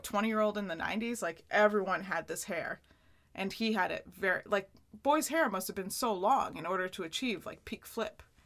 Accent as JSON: {"language": "English", "town": "Plattsburgh", "region": "New York", "country": "United States", "tie": "born or raised there", "moved": "yes", "said": "in Plattsburgh, my hometown"}